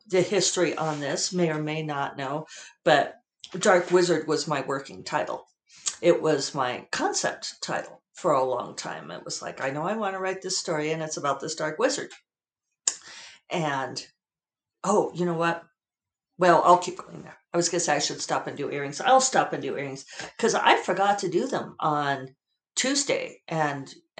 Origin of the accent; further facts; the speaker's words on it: Denver, Colorado, United States; I grew up in Denver